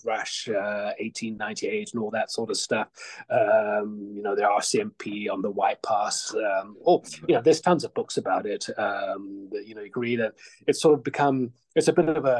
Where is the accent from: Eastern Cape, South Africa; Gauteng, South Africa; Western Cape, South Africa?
Gauteng, South Africa; Johannesburg; also born or lived in Edmonton, Canada / Vancouver, Canada; now in Whitehorse, Canada; all my life, I've lived in big cities, you know, Johannesburg